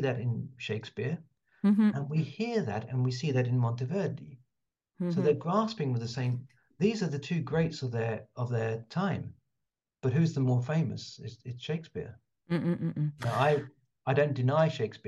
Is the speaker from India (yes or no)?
no; London, United Kingdom; I'm a Londoner